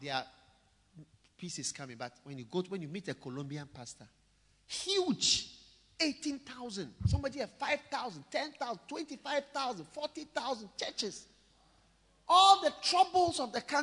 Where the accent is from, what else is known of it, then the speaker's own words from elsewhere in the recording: Ghana; also born or lived in Switzerland; I'm equally Swiss as I am Ghanaian. My mother is from Switzerland, my father is from Ghana